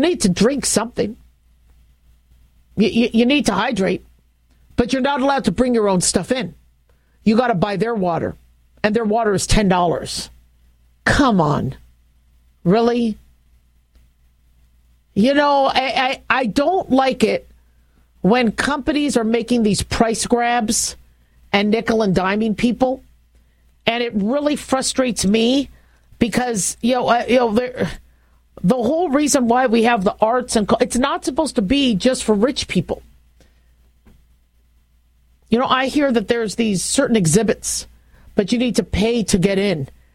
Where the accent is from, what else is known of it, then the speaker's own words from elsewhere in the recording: Las Vegas, Nevada, United States; Vegas, my hometown